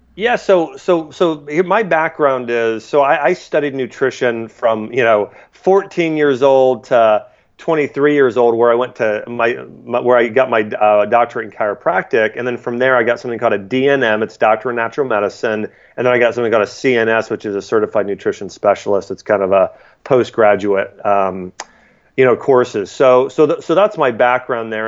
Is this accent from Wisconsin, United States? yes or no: no; Ohio, United States; moved away as an adult; also born or lived in Nashville, Tennessee; I grew up in Ohio, I moved to Tennessee